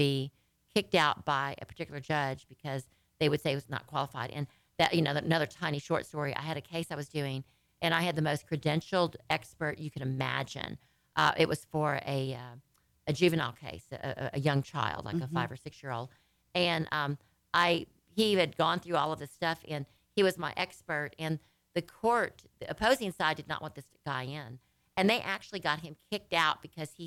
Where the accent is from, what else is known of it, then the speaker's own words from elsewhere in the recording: Louisiana, United States; now in Texas, United States; I'm from Louisiana, my family, the whole bit